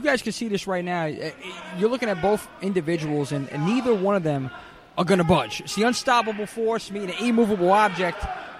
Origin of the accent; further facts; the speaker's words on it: New York City, New York, United States; I'm from the Bronx